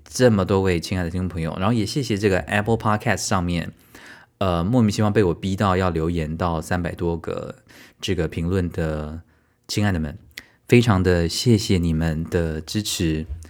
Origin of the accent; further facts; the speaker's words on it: Tainan, Taiwan; moved away as an adult; now in Kaohsiung, Taiwan; 因为我从小在台南长大嘛